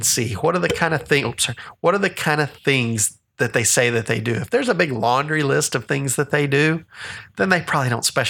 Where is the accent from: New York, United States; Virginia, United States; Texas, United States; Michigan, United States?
Texas, United States; I'm a Texan. I still claim this as my domicile is the term.